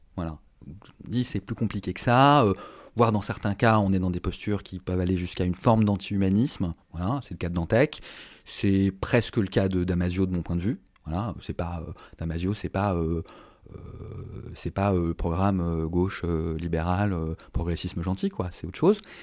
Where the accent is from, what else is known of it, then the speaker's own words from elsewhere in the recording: France; je suis français